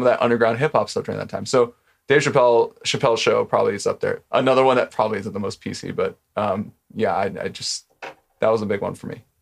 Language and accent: English; Orange County, California, United States; I grew up in Orange County